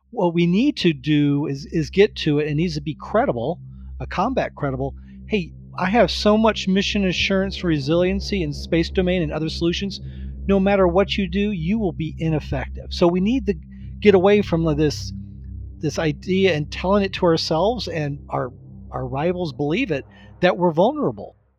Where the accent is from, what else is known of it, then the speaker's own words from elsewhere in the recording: Florida, United States; growing up in Florida and, uh, in the U S